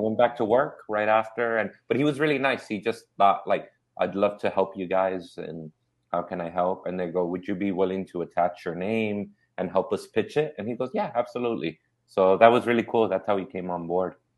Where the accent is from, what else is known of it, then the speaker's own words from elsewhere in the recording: Inglewood, California, United States; also born or lived in South Central, Los Angeles; I grew up in Inglewood and South Central.